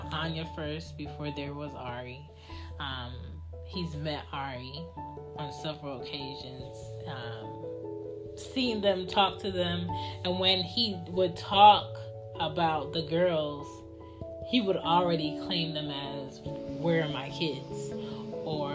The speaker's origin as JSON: {"language": "English", "country": "United States", "tie": "born or raised there", "said": "we were born and raised in America"}